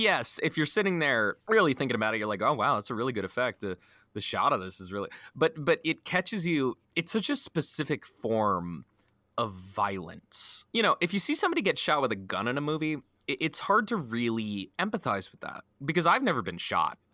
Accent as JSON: {"language": "English", "country": "United States", "said": "speaking as an American, our gun culture"}